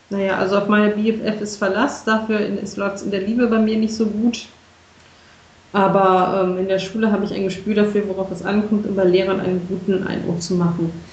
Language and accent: German; Berlin, Germany; Ich bin davon noch nicht überzeugt als Berliner.